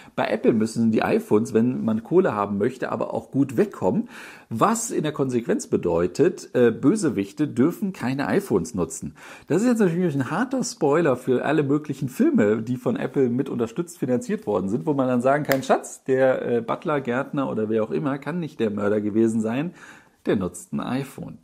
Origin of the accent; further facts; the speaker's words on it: Düsseldorf, North Rhine-Westphalia, Germany; ich als Düsseldorfer